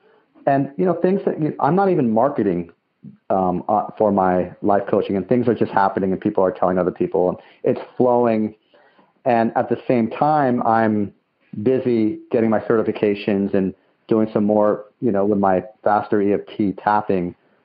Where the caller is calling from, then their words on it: San Bruno, California, United States; I'm calling from San Bruno, California.